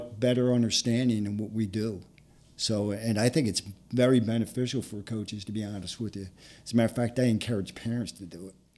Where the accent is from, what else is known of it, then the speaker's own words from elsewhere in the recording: Philadelphia, Pennsylvania, United States; I grew up in Philadelphia in a little section called Harrogate.